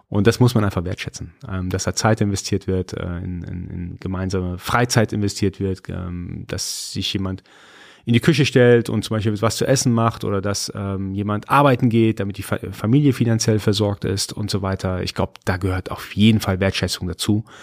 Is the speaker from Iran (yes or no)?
yes; Iran; Also ich bin Iraner, bin äh, bei uns ist Höflichkeit eine ganz, ganz äh, wichtige Charaktereigenschaft.